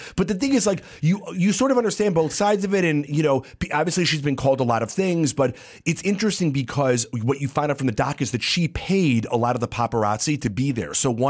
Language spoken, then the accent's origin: English; Illinois, United States; I grew up outside of Chicago. We both did. And we grew up I wouldn't say poor, but we could never afford Air Jordan shoes.